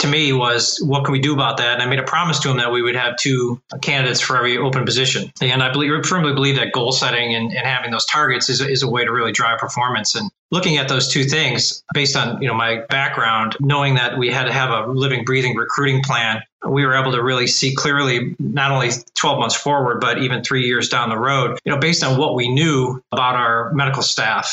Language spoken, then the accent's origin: English; Cleveland, Ohio, United States; I've been born and raised in Cleveland, Ohio